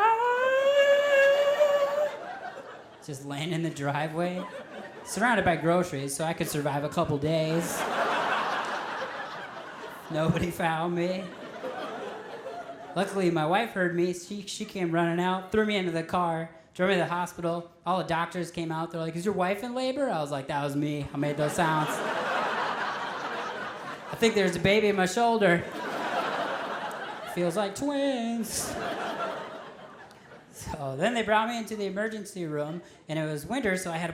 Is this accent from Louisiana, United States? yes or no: no; Minnesota, United States; I'm originally from Minnesota